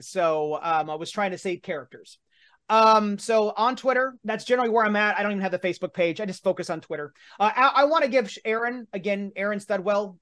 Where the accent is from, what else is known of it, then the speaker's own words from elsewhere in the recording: Martinsville, Indiana, United States; my hometown of Martinsville, Indiana